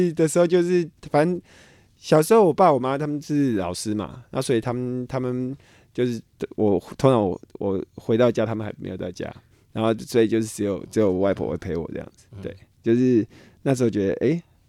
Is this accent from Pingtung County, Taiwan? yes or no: no; Hsinchu, Taiwan; now in Taipei, Taiwan; 我其实我因为我也是从新竹到台北，所以其实还是会还是会有一点这样子的感觉